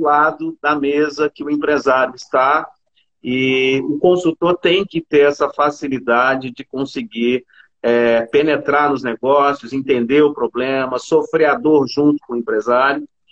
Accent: Belo Horizonte, Minas Gerais, Brazil; also born or lived in Juiz de Fora; sou de BH

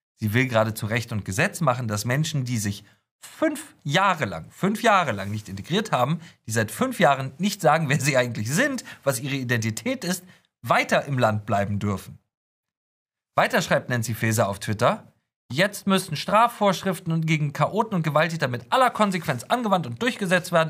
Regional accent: Hamburg, Germany; ich komme aus Hamburg

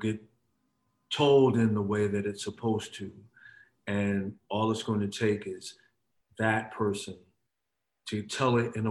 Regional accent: Paterson, New Jersey, United States; moved away as an adult; also born or lived in East Windsor, New Jersey / New York; I was born in Patterson. I moved to from Patterson. We moved from Patterson to Central New Jersey when I was about 12 years old

